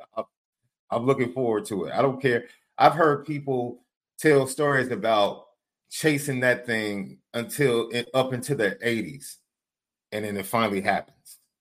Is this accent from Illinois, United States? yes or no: yes; Chicago, Illinois, United States; I'm from Chicago